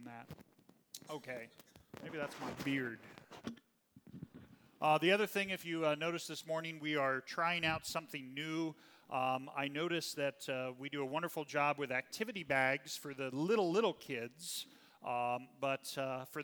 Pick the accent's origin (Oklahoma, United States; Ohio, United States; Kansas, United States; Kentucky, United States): Kansas, United States; now in Indiana, United States; my home state of Kansas